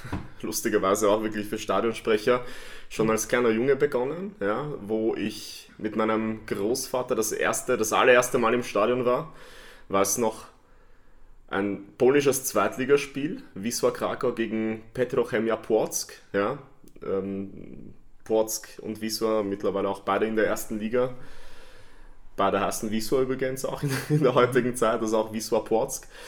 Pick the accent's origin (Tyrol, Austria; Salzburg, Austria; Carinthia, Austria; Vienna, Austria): Vienna, Austria; freue mich, dass ich hier bin, in meiner alten Heimat in Wien und bei euch, wo ich mich sehr, sehr wohlfühle.